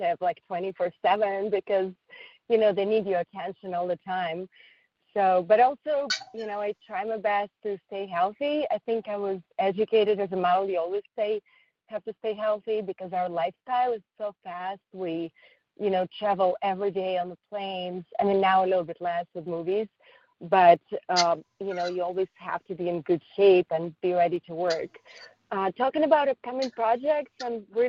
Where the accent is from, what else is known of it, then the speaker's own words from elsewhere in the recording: Siberia, Russia; English is a second language; also born or lived in Moscow, Russia / Paris, France / New York, United States; now in Los Angeles, United States; my specific journey started in Russia, in Moscow, and I grew up in Siberia.